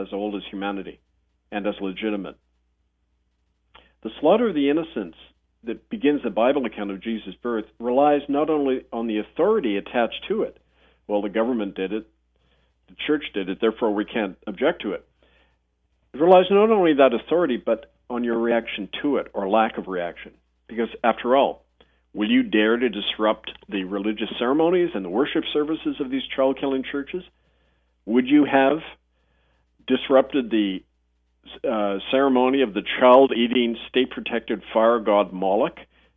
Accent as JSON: {"language": "English", "town": "Winnipeg", "region": "Manitoba", "country": "Canada", "tie": "born or raised there", "said": "I was growing up in Winnipeg"}